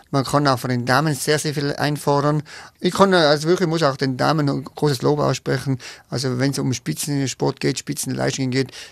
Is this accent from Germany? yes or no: no; Tyrol, Austria; accent: Tyrolean; Ich kenne es nur von meiner Region äh, und da hat sich aber das so eingebürgert und der, der Tiroler Dialekt ist ja so ein bisschen gröber